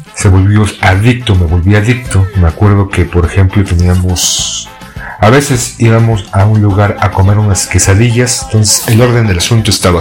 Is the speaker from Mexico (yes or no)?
yes; Mexico; como muchos mexicanos